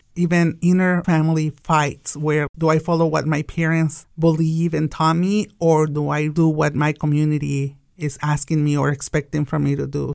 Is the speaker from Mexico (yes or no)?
yes; Tijuana, Baja California, Mexico; English is a second language; now in Wichita, United States; I'm an immigrant from Mexico. I was actually born in Tijuana, the most beautiful border from Mexico.